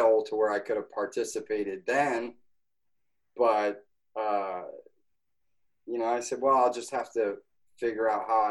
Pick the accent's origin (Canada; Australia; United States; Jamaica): United States; Schenectady, New York; I'm from Schenectady, New York.